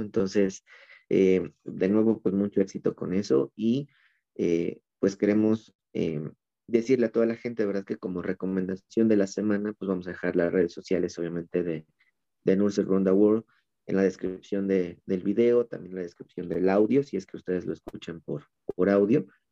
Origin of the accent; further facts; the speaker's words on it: Mexico; nuestro título de México, ¿no? De aquí de, del, del país